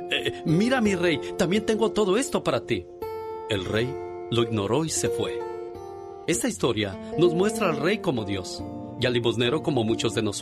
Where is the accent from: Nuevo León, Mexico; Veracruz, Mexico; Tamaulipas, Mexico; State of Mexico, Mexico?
Nuevo León, Mexico; Monterrey; moved away; Un día salí de Monterrey, pero Monterrey nunca salió de mí.